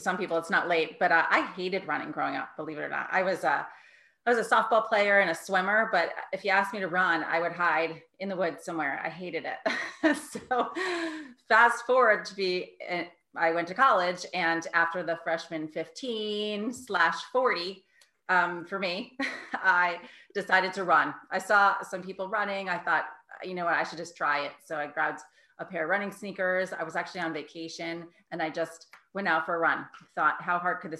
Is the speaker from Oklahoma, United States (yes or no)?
no; New York City, New York, United States; moved away as an adult; also born or lived in Connecticut; now in Ridgefield, Connecticut, United States; I'm originally from New York